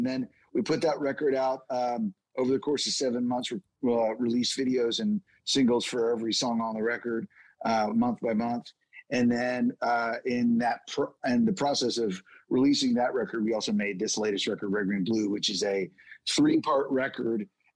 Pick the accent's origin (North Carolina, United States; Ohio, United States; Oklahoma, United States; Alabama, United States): Oklahoma, United States; Oklahoma is where we're from. So we live there most of the time